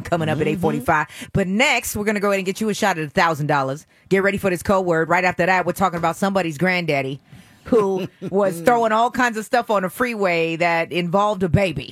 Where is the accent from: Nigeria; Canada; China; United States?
United States; the Bay Area, California; I'm from the Bay